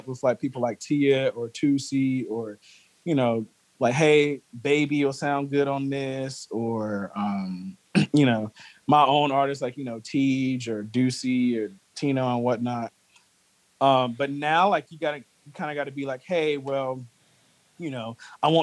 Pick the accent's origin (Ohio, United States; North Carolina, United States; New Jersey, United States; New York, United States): North Carolina, United States; Greensboro; I'm from Greensboro